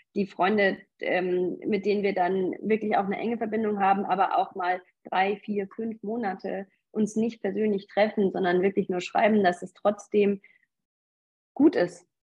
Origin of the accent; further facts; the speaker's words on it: North Rhine-Westphalia, Germany; now in Munich, Germany; Ich komme eigentlich aus Nordrhein-Westfalen, lebe aber jetzt schon sehr lange in München